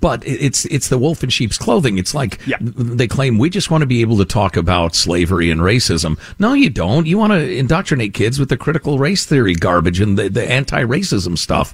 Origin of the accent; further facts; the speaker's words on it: Chicago, Illinois, United States; since I was a kid growing up in Chicagoland